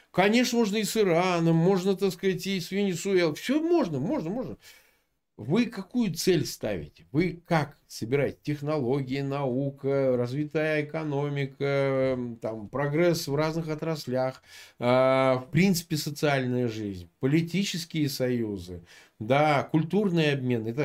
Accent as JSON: {"language": "Russian", "town": "Samara", "region": "Samara Oblast", "country": "Russia", "tie": "born there", "said": "Слушай, я вот родился в Самаре, да, прежний Куйбышев."}